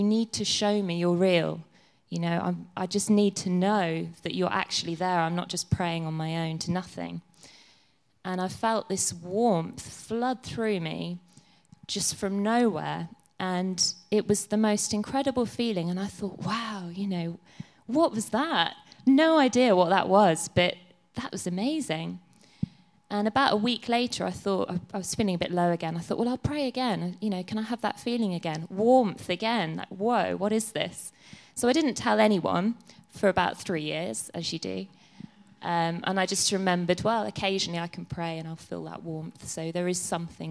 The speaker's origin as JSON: {"language": "English", "country": "Ireland", "tie": "born or raised there", "said": "I was born in Ireland, so I was brought up as a Catholic"}